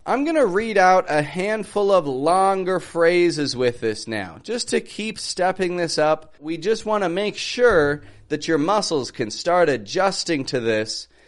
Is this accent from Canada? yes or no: yes; Toronto, Ontario, Canada; I'm from Toronto, Canada